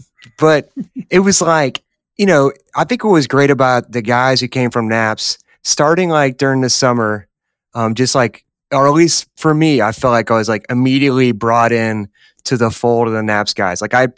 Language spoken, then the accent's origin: English; Memphis, Tennessee, United States; as you know, I'm from Tennessee, wrong side of the state in Memphis, but jumped at the opportunity to be there.